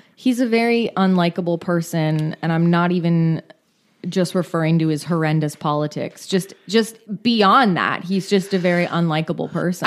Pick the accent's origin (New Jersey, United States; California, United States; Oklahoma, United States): California, United States; Bay Area; I grew up in the Bay Area